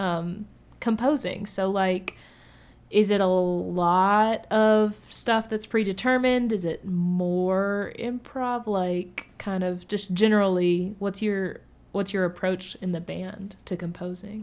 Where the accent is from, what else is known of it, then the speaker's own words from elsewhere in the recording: Murfreesboro, Tennessee, United States; I grew up in Murfreesboro